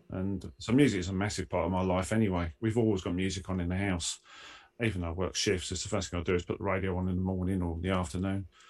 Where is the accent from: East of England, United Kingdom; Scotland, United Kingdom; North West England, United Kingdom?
East of England, United Kingdom; Essex; I'm from Essex